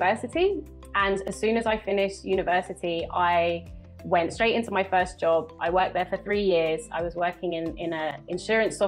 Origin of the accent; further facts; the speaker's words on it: London, United Kingdom; moved away as an adult; now in Cali, Colombia; I'm from London